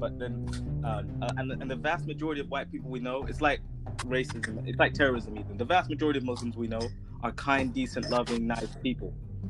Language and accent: English; California, United States; also born or lived in Saudi Arabia; And my dad moved his entire family in like the early 90s. And so I grew up in California.